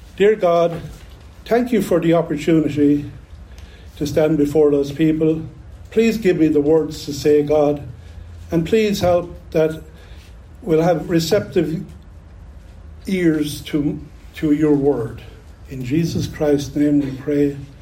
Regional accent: Ireland; accent: Irish; now in United States; I grew up in Ireland in the 1960s.

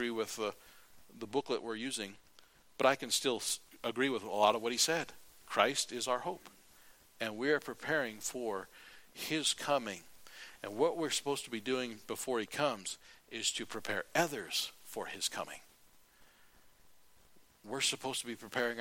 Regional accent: United States; I'm an American

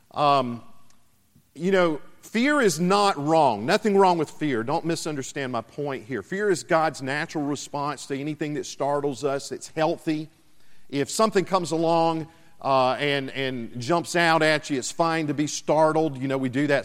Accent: South Carolina, United States; my home state of South Carolina

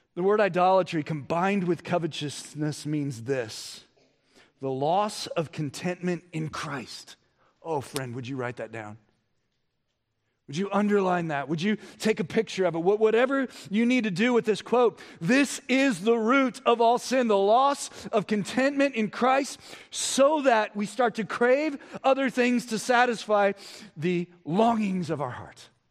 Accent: United States; We as Americans

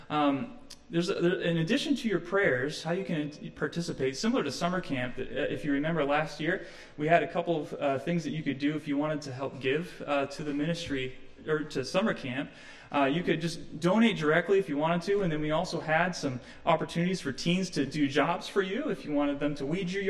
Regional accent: Midwest, United States; I'm from the Midwest, so this this reminds me of my growing up years as well.

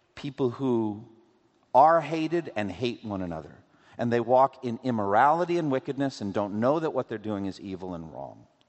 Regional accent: Framingham, Massachusetts, United States; I was growing up in Boston, in eastern Massachusetts, we would drive from my home in Framingham

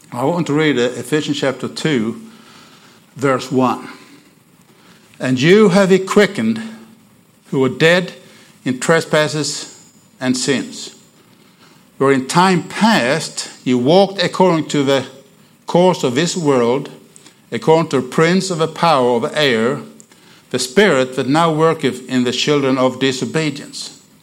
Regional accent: Sweden; accent: Oklahoma; English is a second language; now in Oklahoma City, United States; I want you to get used to my Oklahoma accent. You, I'm from Bowdoin Baptist. Everybody know about Bowdoin Baptist Church in Oklahoma City. So I'm in Okie. But I'm not an Okie from Muskogee. I told somebody here. I'm an Okie from Sweden.

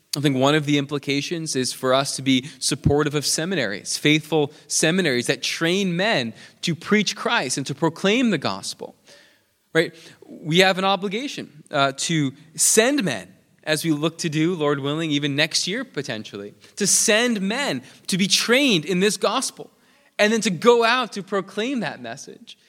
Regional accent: New York, United States; moved away; I'm from New York

